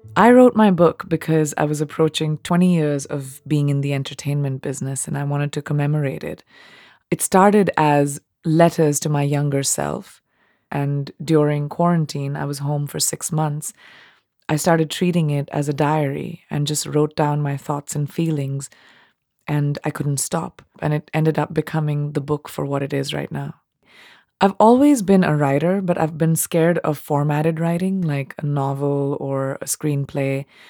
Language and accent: English; India; accent: Indian English; I was raised in India and speaking Indian English, which is very British sounding.